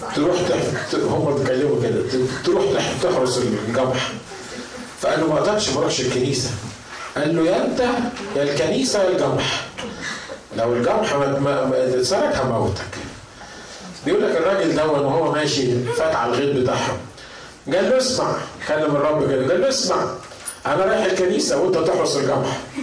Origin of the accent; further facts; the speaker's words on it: Upper Egypt, Egypt; عندنا في الصعيد